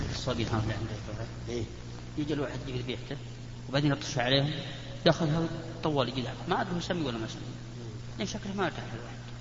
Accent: Saudi Arabia; بلادنا السعوديه

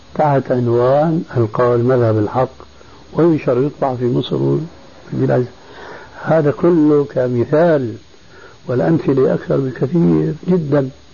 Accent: Damascus, Syria; عندنا في دمشق

